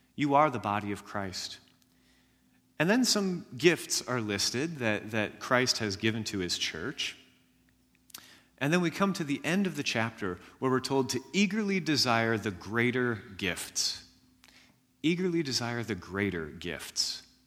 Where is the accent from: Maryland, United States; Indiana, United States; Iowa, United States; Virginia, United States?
Indiana, United States; Jasper County; I grew up in Jasper County, Indiana